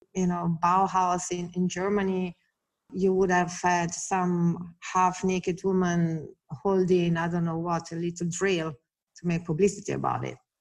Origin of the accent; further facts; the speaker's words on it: Italy; moved away; I grew up in Italy